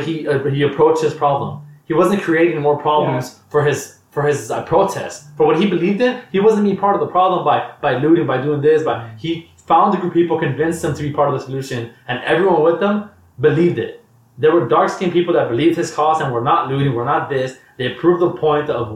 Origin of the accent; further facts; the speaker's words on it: United States; as an American